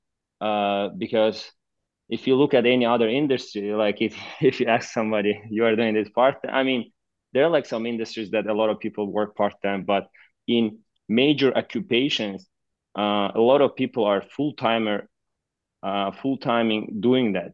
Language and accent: English; Baku, Azerbaijan; moved away; So I'm originally from a country called Azerbaijan. I was born and raised in the capital city of, which is called Baku